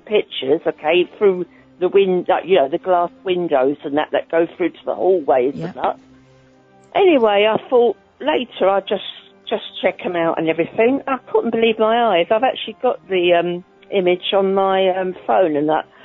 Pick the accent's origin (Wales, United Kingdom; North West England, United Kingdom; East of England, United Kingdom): East of England, United Kingdom; Holland-on-Sea; I'm from Holland-on-Sea in Essex